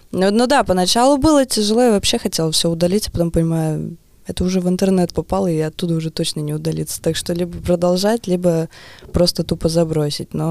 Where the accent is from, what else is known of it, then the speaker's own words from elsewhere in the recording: Narva, Ida-Viru County, Estonia; now in Tallinn, Estonia; Не, я из Нарвы. Из Нарвы. Но я уже лет 15 живу в Таллине.